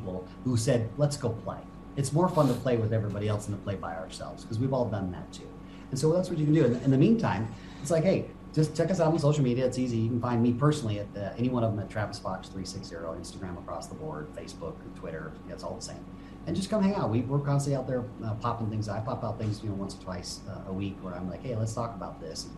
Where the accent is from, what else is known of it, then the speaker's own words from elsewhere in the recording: Japan; I grew up in Japan